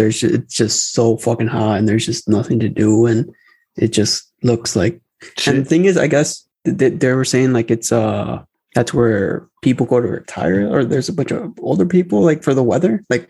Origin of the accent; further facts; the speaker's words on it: Chicago, Illinois, United States; We're from Chicago.